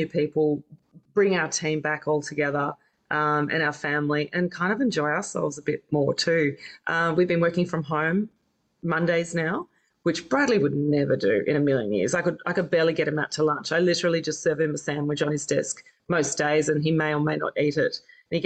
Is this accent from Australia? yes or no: yes; Campbelltown, New South Wales, Australia; also born or lived in New Zealand; now in Double Bay, Australia; I was originally from New Zealand, but then I lived in Campbelltown, grew up in Campbelltown.